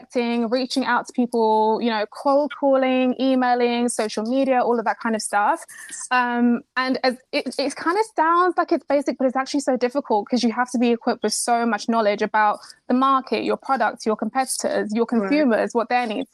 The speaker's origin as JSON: {"language": "English", "area": "Kent", "region": "South East England", "country": "United Kingdom", "tie": "born or raised there", "also_born_or_lived": "Nigeria", "said": "I was actually born in Nigeria. Then I moved to the UK. I grew up in Kent"}